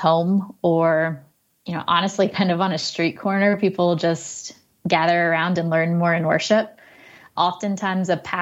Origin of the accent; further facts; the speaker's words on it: United States; as an American